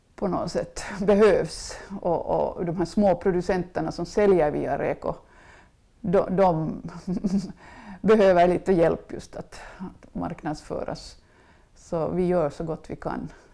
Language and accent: Swedish; Mjölbolsta, Uusimaa, Finland; also born or lived in Ekenäs / Los Angeles; mina föräldrar bodde i Mjölbolsta där jag hade vuxit upp på en gård som hette Mängels och bodde där tills jag var 20.